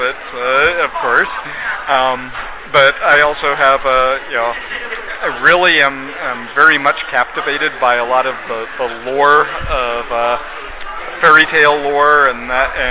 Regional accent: Southwest, United States; I grew up here in the Southwest.

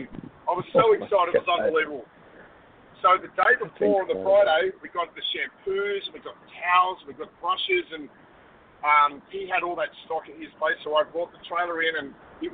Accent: Australia; Obviously, I'm from Australia. I'm an Australian

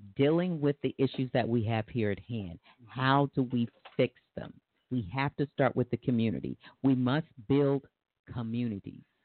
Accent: Tulsa, Oklahoma, United States; I'm from Tulsa

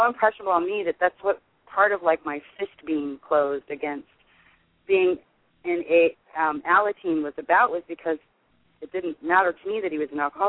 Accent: Los Angeles, California, United States; also born or lived in Sherman Oaks; I was San Fernando Valley. Mm-hmm. And my father went to a couple of regular meetings, but when I was little, it was the west side of the Valley, and then as a teenager, I grew up in Sherman Oaks.

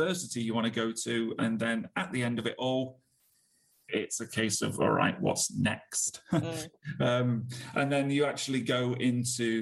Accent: Nottingham, East Midlands, United Kingdom; moved away as an adult; now in Manchester, United Kingdom; I was born and raised in Nottingham

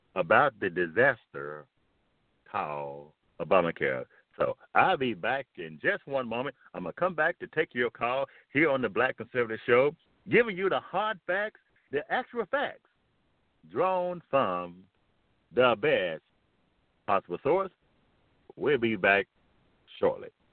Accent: United States; America is my homeland, it's my home

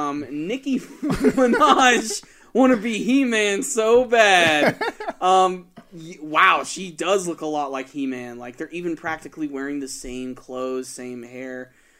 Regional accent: New York, United States; We're from New York, you know, born and raised.

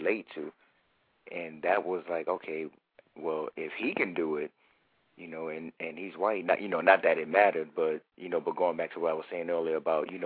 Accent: New York City, New York, United States; moved away as an adult; now in Columbus, United States; I'm from Harlem, New York City, born and raised.

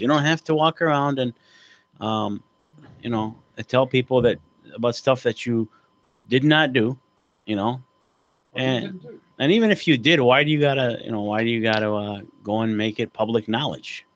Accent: Oak Park, United States; we grew up together back in Oak Park

